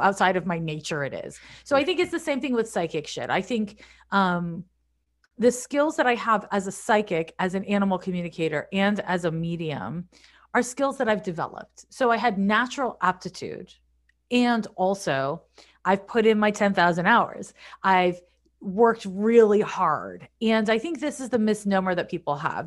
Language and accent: English; Montreal, Quebec, Canada; moved away as an adult; also born or lived in San Francisco; I'm from Montreal, I moved to San Francisco in nineteen ninety-four